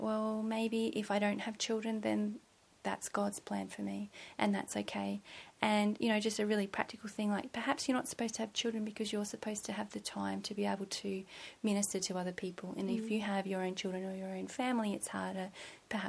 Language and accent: English; just outside of Melbourne, Victoria, Australia; moved away as an adult; also born or lived in Seymour, Victoria; now in Gold Coast, Australia; So I went to school in Melbourne, and we grew up just outside of Melbourne